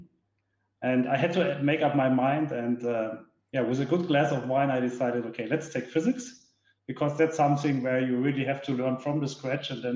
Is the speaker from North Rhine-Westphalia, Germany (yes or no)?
yes; Duisburg, North Rhine-Westphalia, Germany; now in Munich, Germany; I was born and raised in Duisburg, that's in the west part of Germany, right in the industrial heart. Currently, I'm living here in Munich.